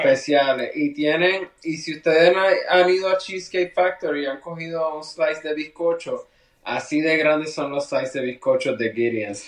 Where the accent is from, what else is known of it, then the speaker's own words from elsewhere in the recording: Puerto Rico; Yo soy de Puerto Rico.